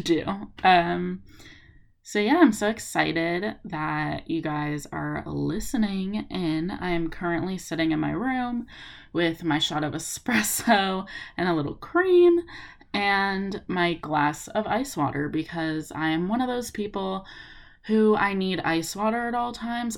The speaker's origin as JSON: {"language": "English", "town": "Los Angeles", "region": "California", "country": "United States", "also_born_or_lived": "Tacoma, Washington", "said": "I go to school in Washington, but I'm from Los Angeles"}